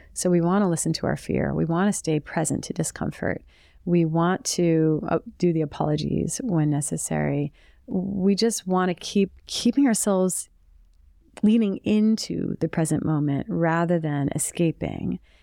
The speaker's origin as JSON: {"language": "English", "region": "the New York area", "country": "United States", "tie": "born or raised there", "said": "I grew up in the New York area in the eighties and nineties."}